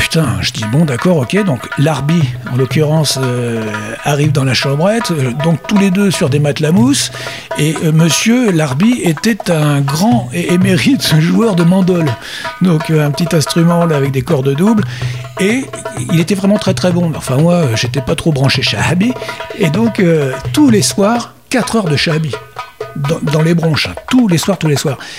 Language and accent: French; France; chez nous, en France